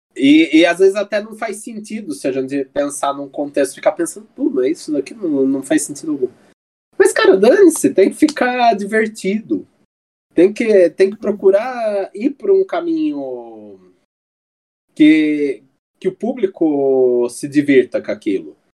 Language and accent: Portuguese; Brazil; como bons brasileiros